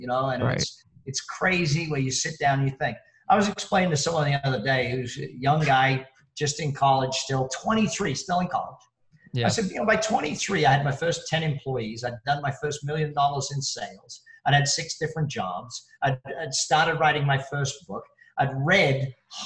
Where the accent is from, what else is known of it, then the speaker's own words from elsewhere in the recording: Australia; now in Las Vegas, United States; I'm Australian.